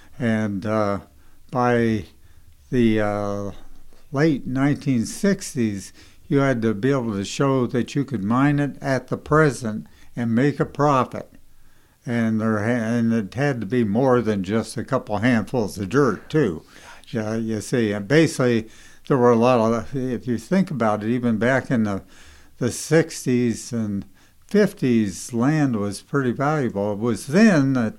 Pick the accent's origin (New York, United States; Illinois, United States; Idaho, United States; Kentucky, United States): Idaho, United States; I was from Idaho